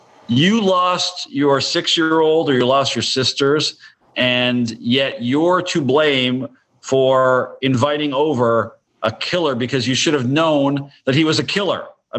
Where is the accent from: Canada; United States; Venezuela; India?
Canada; You know, I'm from Canada, so I don't know anything about these traditions you call